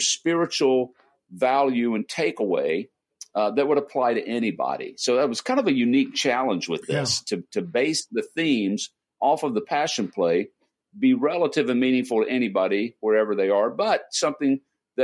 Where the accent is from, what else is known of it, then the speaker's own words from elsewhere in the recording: North Carolina, United States; moved away as an adult; also born or lived in Bristol, England; now in Indianapolis, United States; I'm originally from North Carolina, was a member of the Western North Carolina Conference before coming here